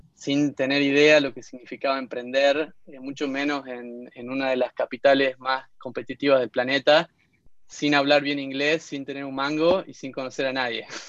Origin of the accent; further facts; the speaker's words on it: Concepción, Tucumán, Argentina; moved away as an adult; also born or lived in Barcelona; now in San Francisco, United States; En realidad nací en San Miguel de Tucumán, pero me crié en Concepción